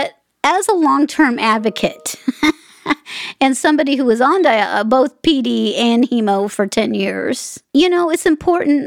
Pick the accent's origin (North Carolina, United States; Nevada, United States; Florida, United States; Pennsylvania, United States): Nevada, United States; Las Vegas; I'm in Vegas. I'm from Vegas.